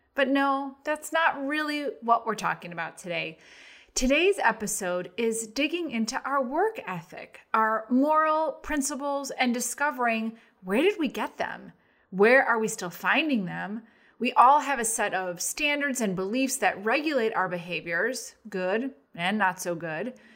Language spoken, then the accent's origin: English; Arlington Heights, Illinois, United States; we grew up in Arlington Heights